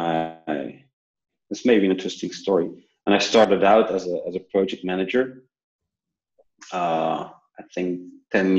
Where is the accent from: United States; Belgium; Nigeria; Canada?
Belgium; also born or lived in New Zealand; I come from Belgium, where I currently work